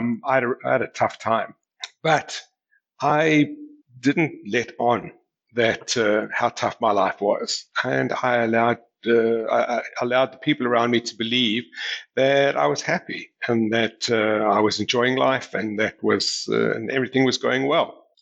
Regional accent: South Africa; As I mentioned, I grew up in South Africa. You know, South Africa in those days was a very conservative society, and I grew up in a very protected environment.

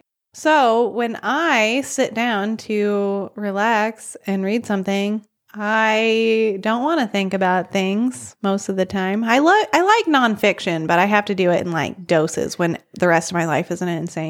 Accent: Arkansas, United States; I'm from the South. I am from Arkansas.

